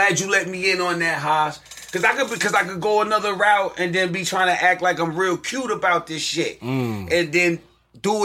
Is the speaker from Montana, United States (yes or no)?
no; New York City, New York, United States; I'm from Staten Island